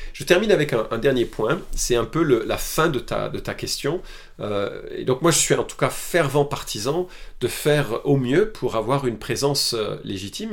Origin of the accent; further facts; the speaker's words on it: France; Chez nous en France